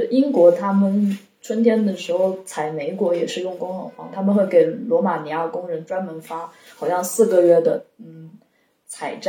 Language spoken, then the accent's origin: Chinese; Yunnan, China; 因为小时候从小在云南长大